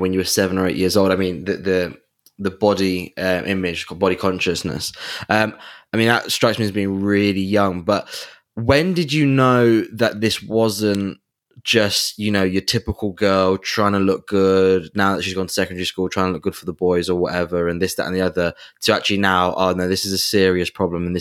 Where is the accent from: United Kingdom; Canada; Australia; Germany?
United Kingdom; England; we're both from England